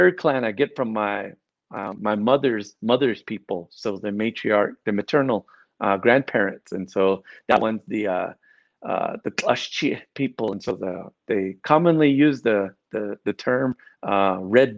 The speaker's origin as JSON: {"language": "English", "town": "Red Mesa", "region": "Arizona", "country": "United States", "said": "Red Mesa"}